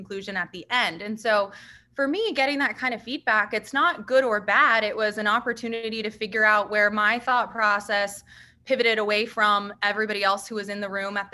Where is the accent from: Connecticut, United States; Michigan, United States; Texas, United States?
Texas, United States; just outside Dallas; I grew up just right outside of Dallas. I live here